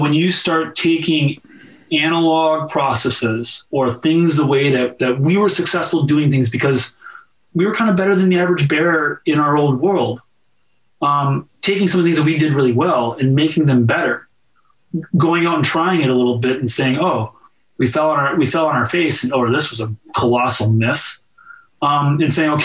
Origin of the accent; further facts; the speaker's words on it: Minnesota, United States; I'm from Minnesota